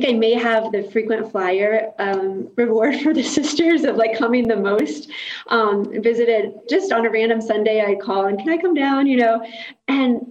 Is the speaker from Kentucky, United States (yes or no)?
yes; Kentucky, United States; moved away; So I grew up in Kentucky